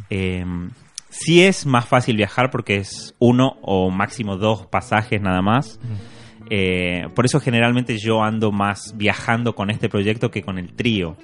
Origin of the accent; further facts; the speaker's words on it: Tucumán, Argentina; un guitarrista argentino tucumano de donde soy yo